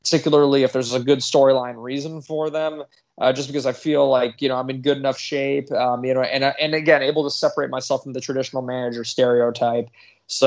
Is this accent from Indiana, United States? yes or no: no; Connecticut, United States; I'm from Connecticut. I'm a native.